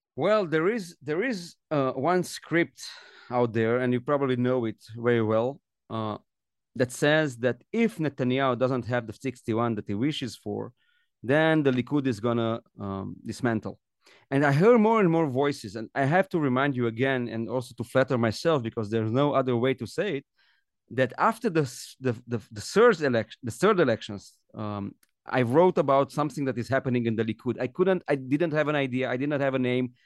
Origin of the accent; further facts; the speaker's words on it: Romania; now in Israel; I come from Romania and I know what it means not to live in a democracy